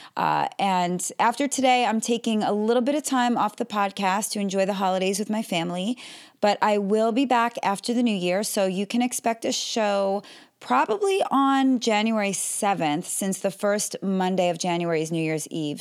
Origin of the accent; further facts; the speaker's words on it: Melbourne, Florida, United States; I'm from Melbourne, Florida